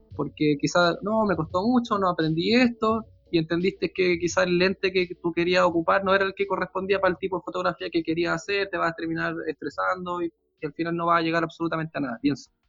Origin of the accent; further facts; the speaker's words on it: Santiago, Santiago Metropolitan Region, Chile; vivir en una ciudad grande como Santiago